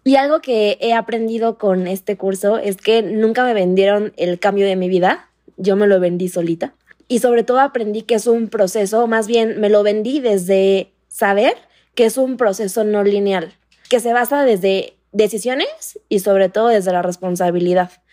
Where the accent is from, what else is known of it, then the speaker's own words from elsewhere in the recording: Playa del Carmen, Quintana Roo, Mexico; now in Mexico City, Mexico; yo soy de Playa del Carmen, entonces yo hoy vivo en Ciudad de México